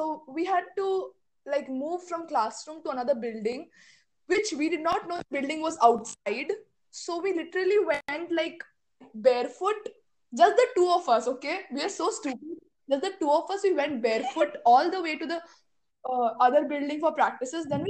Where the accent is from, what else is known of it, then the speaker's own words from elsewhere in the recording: Assam, India; I was born and brought up in Assam